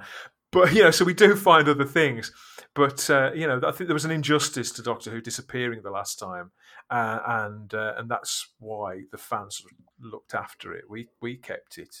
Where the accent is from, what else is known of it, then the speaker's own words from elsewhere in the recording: United Kingdom; I'm British.